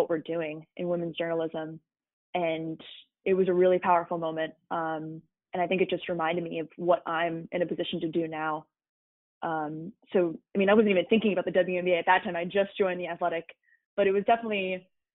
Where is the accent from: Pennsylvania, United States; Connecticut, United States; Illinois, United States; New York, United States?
Connecticut, United States; growing up in Connecticut